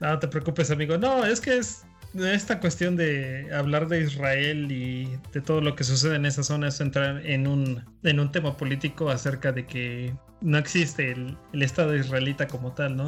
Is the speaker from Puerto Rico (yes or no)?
no; Mexico; Como mexicanos